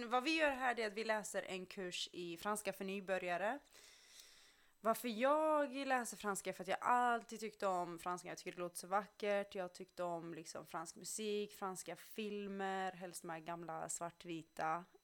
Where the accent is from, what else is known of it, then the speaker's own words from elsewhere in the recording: Skåne, Sweden; Men jag flyttade från eh, Skåne till Göteborg för att flytta tillbaka till Skåne, sen upp till Stockholm.